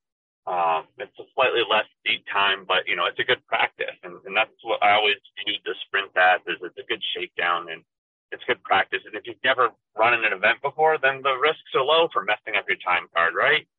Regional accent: Maine, United States; I'm from Maine.

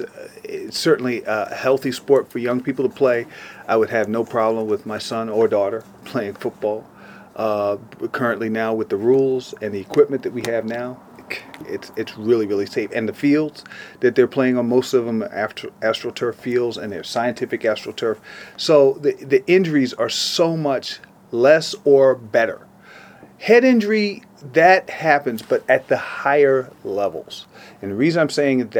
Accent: New York City, New York, United States; I am a New Yorker

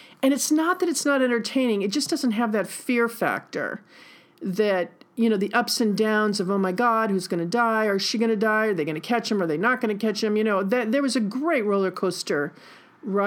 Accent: New York, United States; I'm a New Yorker

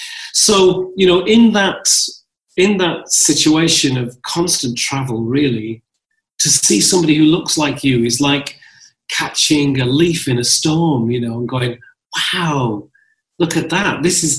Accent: Northern England, United Kingdom; now in London, United Kingdom; I'm also a northern lad. I'm also a Londoner because I live in London. I'm also a citizen of England. I am a citizen. I am a born from Ethiopia, son of Ethiopia.

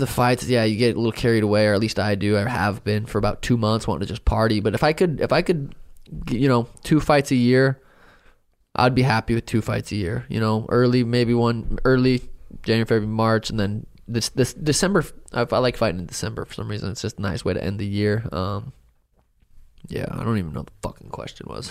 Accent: Helena, Montana, United States; I grew up in Helena, Montana

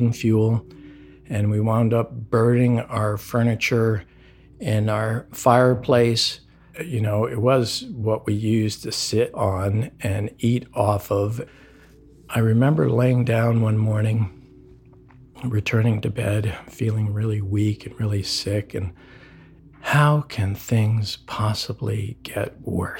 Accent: United States; I'm American

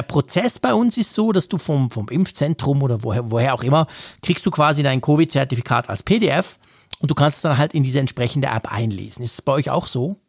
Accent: Switzerland; bei uns in der Schweiz

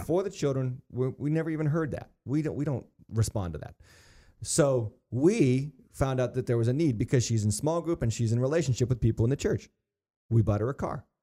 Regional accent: United States

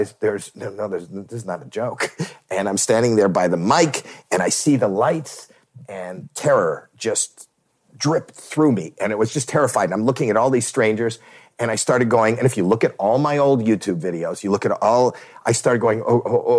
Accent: Toronto, Ontario, Canada; I'm a putz from Toronto

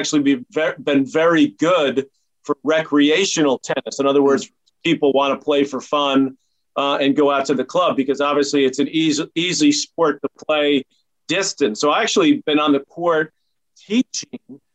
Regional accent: New York City, New York, United States; growing up in Douglaston, New York

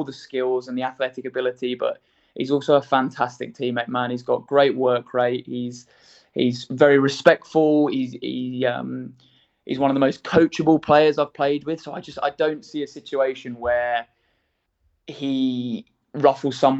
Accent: England, United Kingdom; I'm English

